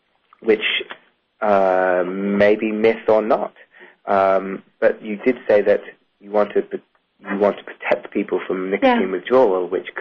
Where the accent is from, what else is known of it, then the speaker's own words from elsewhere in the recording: London, United Kingdom; moved away; also born or lived in New York; Yeah, I'm from London originally, and did my training in New York.